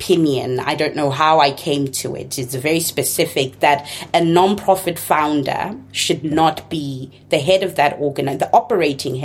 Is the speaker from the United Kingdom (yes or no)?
no; Zimbabwe; first language Shona; English is a second language; moved away as an adult; also born or lived in Chicago, United States; now in United States; Shona, the language that's my mother tongue, although I grew up in Ndebele speaking Zimbabwe